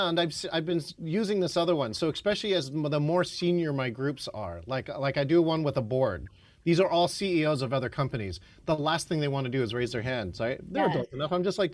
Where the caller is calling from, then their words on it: Seattle, Washington, United States; nobody ever has to ask me, where are you calling in from … ? Because I have Seattle here on my piece.